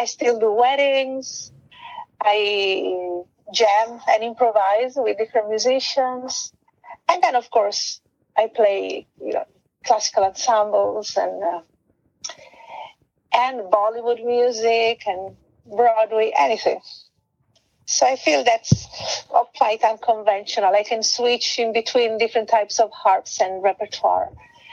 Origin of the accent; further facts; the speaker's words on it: Italy; first language Italian; English is a second language; moved away as an adult; also born or lived in London / Thailand; my first language is Italian, mm-hmm. and then English